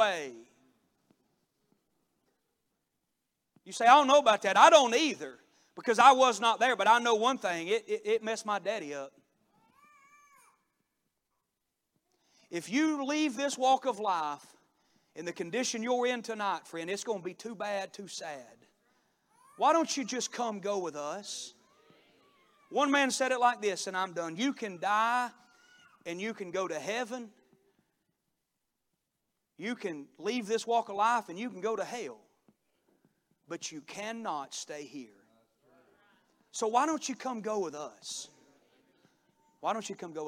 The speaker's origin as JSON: {"language": "English", "town": "Cornelia", "region": "Georgia", "country": "United States", "tie": "born or raised there", "also_born_or_lived": "Daytona Beach, Florida", "said": "My dad has a successful construction business back in my hometown, and he built a house when I was in high school for a very, very successful company business there in Cornelia, Georgia"}